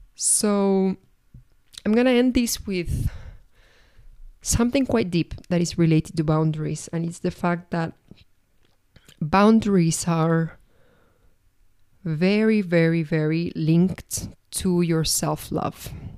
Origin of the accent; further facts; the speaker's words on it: Argentina; also born or lived in Paris, France; now in Madrid, Spain; I'm originally from Argentina. I lived for six years in Paris